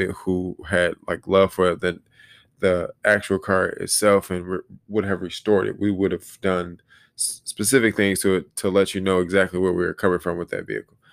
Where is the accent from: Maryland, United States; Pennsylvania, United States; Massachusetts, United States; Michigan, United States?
Michigan, United States; Detroit; I say Detroit, 'cause that's where I was born and raised